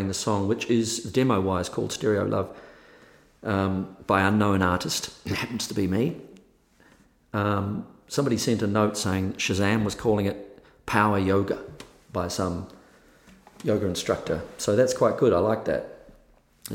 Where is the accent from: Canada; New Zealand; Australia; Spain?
New Zealand; now in Los Angeles, United States